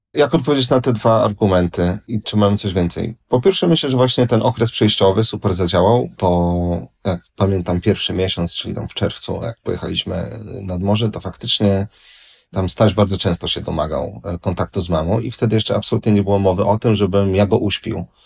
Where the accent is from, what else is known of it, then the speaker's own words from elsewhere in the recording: Warsaw, Masovian Voivodeship, Poland; jestem z Warszawy